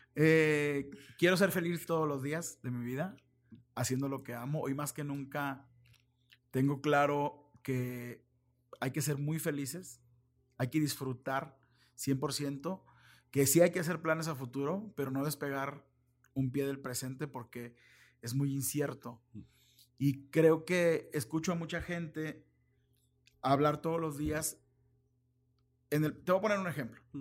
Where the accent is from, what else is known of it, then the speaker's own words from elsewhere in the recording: Mexico; also born or lived in Guadalajara; soy muy mexicano